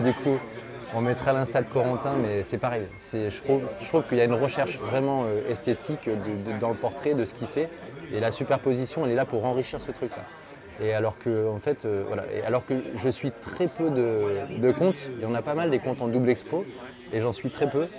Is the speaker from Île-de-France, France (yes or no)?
no; Lyon, Auvergne-Rhône-Alpes, France; je viens d'à côté de Lyon, du coup, je suis originaire de Lyon, je suis resté 27 ans sur Lyon